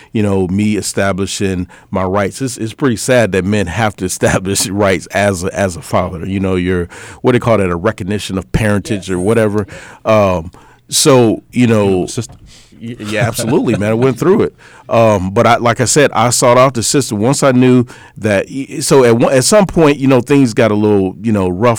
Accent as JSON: {"language": "English", "region": "Illinois", "country": "United States", "also_born_or_lived": "Boston, Massachusetts", "moved": "as an adult", "lives_now": "Minnesota, United States", "said": "I'm from Illinois, but I moved to Boston a little bit after I graduated high school"}